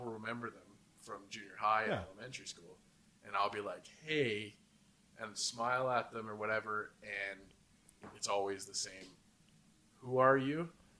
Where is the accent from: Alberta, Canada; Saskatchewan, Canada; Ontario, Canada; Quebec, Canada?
Alberta, Canada; Edmonton; moved away; also born or lived in Nova Scotia; I grew up in Edmonton and I went to elementary school with a lot of people and the same junior high with a lot of people. And moving out to Nova Scotia